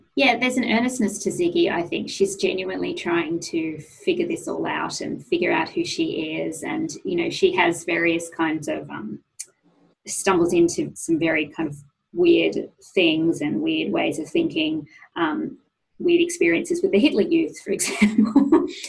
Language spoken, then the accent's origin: English; Sydney, New South Wales, Australia; went to a high school in Sydney, um, an all girls high school in Sydney